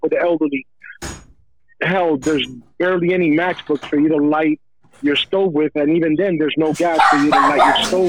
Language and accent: English; United States; I am American born of Cuban parents, so you can say I'm American made with Cuban